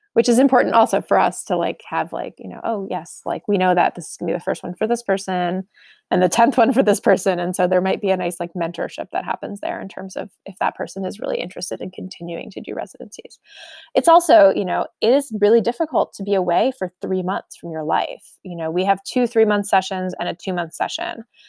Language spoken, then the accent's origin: English; outside New York City, United States; now in Omaha, United States; I grew up outside New York City